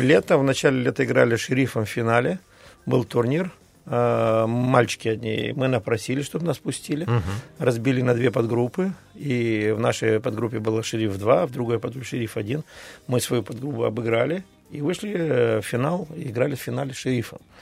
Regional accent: Tiraspol, Transnistria, Moldova; also born or lived in Bishkek (Frunze), Kyrgyzstan; я родился в Тирасполе, футбол играл э, в Киргизии, во Фрунзе

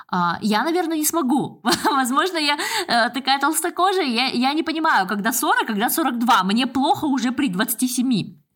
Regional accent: Almaty, Kazakhstan; А в Алмате, ну, я же родом из Алматы, у нас там горы.

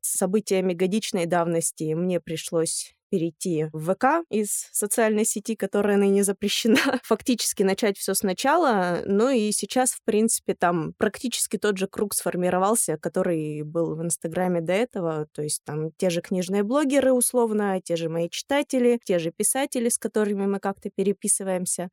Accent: Yekaterinburg, Sverdlovsk Oblast, Russia; moved away as an adult; also born or lived in Verkhnyaya Pyshma; now in Moscow, Russia; я родом из Верхней Пышмы, если быть точным. Жила я в Екатеринбурге, училась в Екатеринбурге и прожила там, собственно, до двадцати лет

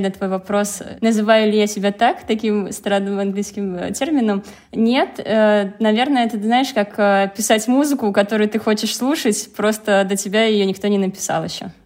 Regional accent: Penza, Penza Oblast, Russia; Я родилась в Пензе

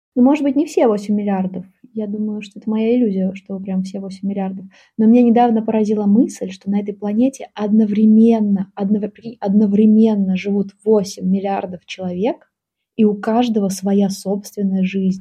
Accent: Saint Petersburg, Russia; Я родилась в Питере

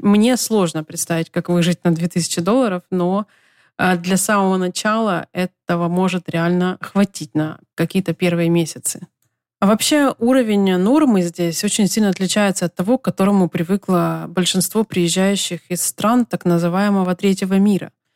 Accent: Ukraine; moved away as an adult; also born or lived in Los Angeles, United States; now in United States; Я вернулась в Украину после пяти месяцев жизни в США.

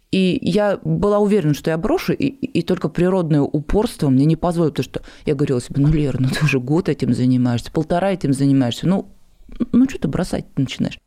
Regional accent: Nizhny Novgorod, Nizhny Novgorod Oblast, Russia; also born or lived in Germany; я из Нижнего Новгорода

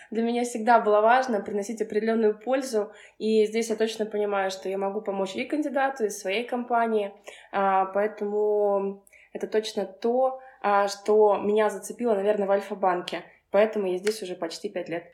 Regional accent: Kursk, Kursk Oblast, Russia; moved away as an adult; now in Moscow, Russia; я вообще родом из Курска и переехала в Москву пять лет назад

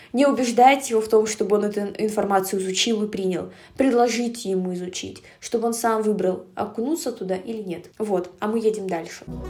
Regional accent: Russia; я этническая казашка, хоть и родилась в России и прожила большую часть жизни в России

